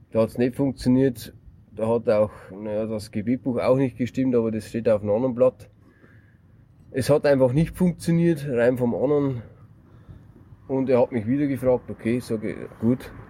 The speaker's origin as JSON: {"language": "German", "region": "Bavaria", "country": "Germany", "said": "Er ist Bayer, ich bin Bayer."}